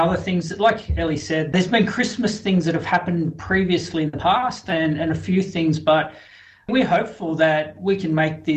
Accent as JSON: {"language": "English", "town": "Sydney", "region": "New South Wales", "country": "Australia", "also_born_or_lived": "Kimberley, Western Australia / Pilbara, Western Australia", "moved": "as an adult", "said": "I came back to Sydney because I'm from Sydney"}